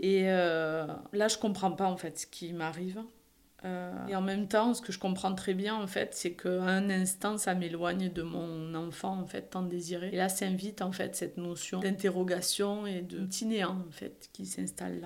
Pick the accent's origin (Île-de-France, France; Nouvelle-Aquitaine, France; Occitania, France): Occitania, France; Perpignan; accent: Perpignan; moved away as an adult; also born or lived in Montpellier; Je suis originaire du sud de la France, à Perpignan exactement